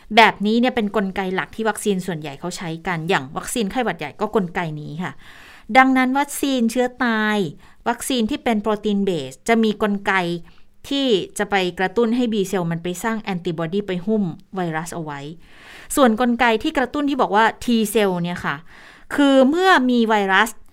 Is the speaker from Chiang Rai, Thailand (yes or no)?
no; Chiang Mai, Thailand; moved away as an adult; now in Bangkok, Thailand; คนต่างจังหวัดอย่างอย่างดิฉันเนี่ยมาเรียนกรุงเทพตั้งแต่แบบเด็กน้อยอะ่ะสิบแปดสิบเก้า